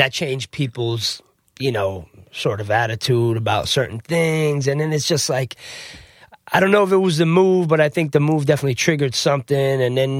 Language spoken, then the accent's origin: English; New Jersey, United States; also born or lived in South Florida; I'm actually from New Jersey originally. I was born in Jersey.